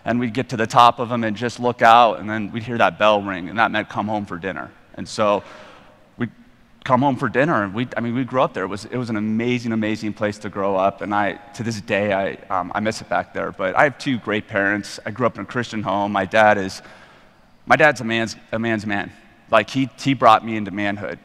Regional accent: Evergreen, Colorado, United States; I grew up in Evergreen, Colorado

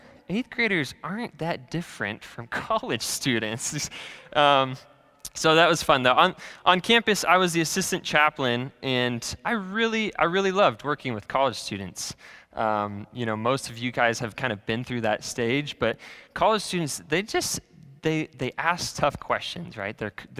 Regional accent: California, United States; born there; also born or lived in Iowa; now in Kansas City, United States; I kind of grew up all over the place. So I was born in Southern California, and then I moved to Iowa, quite the transition. And then we moved back to California and back to Iowa, and I kind of ended up in Kansas City.

